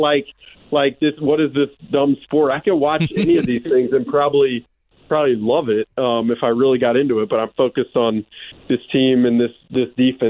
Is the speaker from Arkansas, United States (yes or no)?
no; Alabama, United States; also born or lived in Kansas City; now in Minnesota, United States; I'm from Alabama originally.